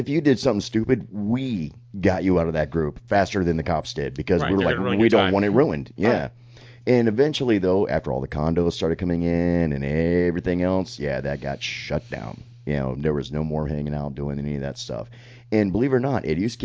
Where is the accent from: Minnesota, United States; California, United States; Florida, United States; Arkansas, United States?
Florida, United States; Sarasota; Sarasota's my hometown, born and raised, multiple generations